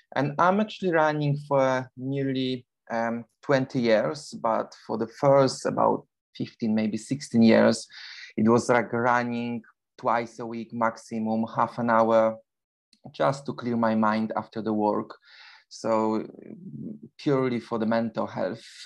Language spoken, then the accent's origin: English; Poland; English is a second language; moved away as an adult; now in London, United Kingdom; originally I'm from Poland, but for the past 21 years I live in, in London, in United Kingdom